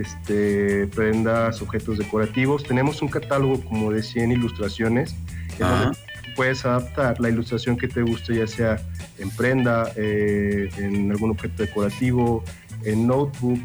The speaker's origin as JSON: {"language": "Spanish", "town": "León", "region": "Guanajuato", "country": "Mexico", "said": "yo soy aquí de León"}